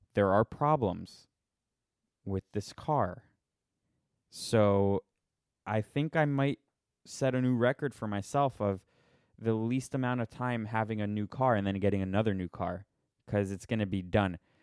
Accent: Miami, Florida, United States; now in Las Vegas, United States; I grew up in Miami, a billion pools there

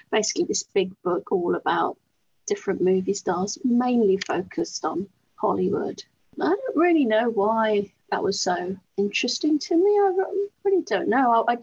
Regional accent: Bristol, South West England, United Kingdom; I'm from Bristol.

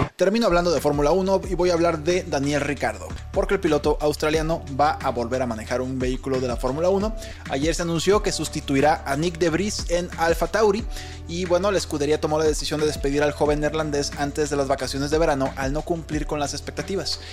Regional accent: Mexico

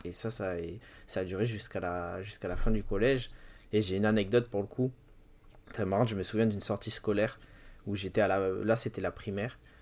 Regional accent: Bordeaux, Nouvelle-Aquitaine, France; il y avait un grand Virgin dans ma ville. Je suis de Bordeaux

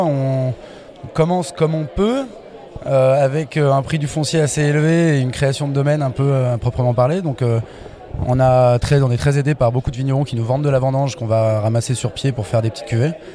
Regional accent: Bourbonnais, Auvergne-Rhône-Alpes, France; je viens, je suis né dans le, dans Bourbonnais

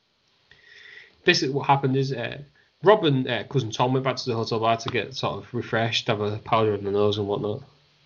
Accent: Hull, Yorkshire and the Humber, United Kingdom; We're all from Hull. In Hull, England, it's where we live. It's where we're all from.

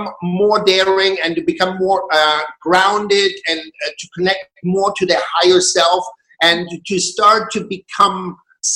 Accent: Germany; moved away as an adult; also born or lived in Berlin, Germany; now in Glastonbury, United Kingdom; I was born in Germany in a very small town, very conservative circumstances. At the age of 19, I decided to break free.

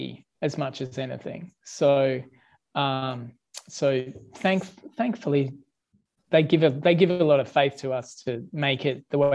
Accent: Australia; I'm Australian

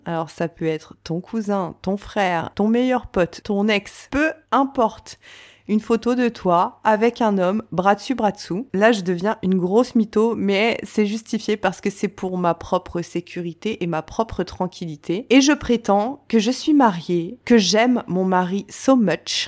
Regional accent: France; je suis née, j'ai grandi en France

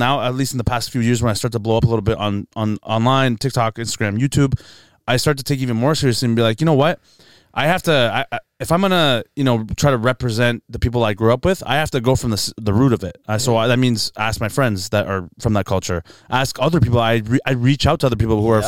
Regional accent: Markham, Ontario, Canada; also born or lived in Scarborough, Ontario / Etobicoke, Ontario; now in Keswick, Canada; I grew up in Markham, Scarborough

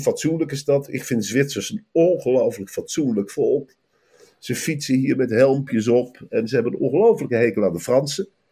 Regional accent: Velp, Gelderland, Netherlands; Bij ons in Velp

